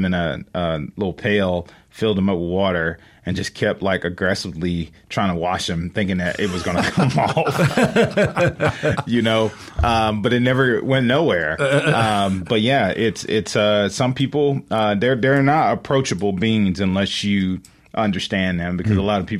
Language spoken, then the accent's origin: English; Edwards, Mississippi, United States; also born or lived in Jackson, Mississippi; I'm from Edwards